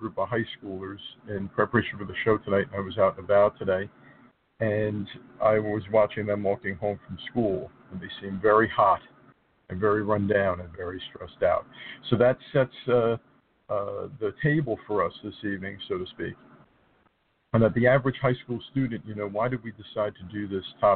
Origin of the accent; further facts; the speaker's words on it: New Jersey, United States; high schools in New Jersey. It's my home state